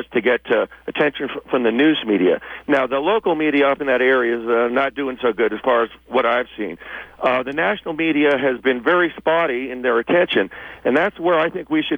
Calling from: Mariposa, California, United States; I'm calling from Mariposa.

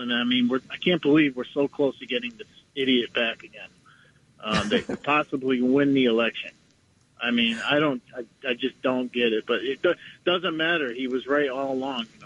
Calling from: Harlem, New York, United States; I'm uh, calling from Harlem.

